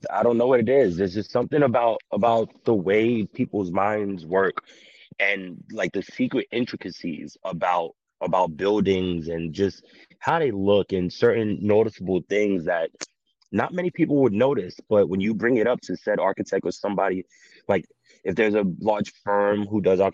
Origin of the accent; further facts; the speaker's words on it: New York, United States; we're from New York